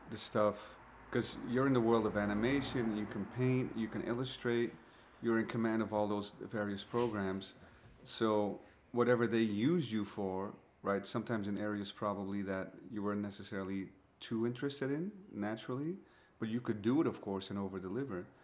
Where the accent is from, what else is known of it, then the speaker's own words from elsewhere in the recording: Glendale, California, United States; I'm from Glendale, California.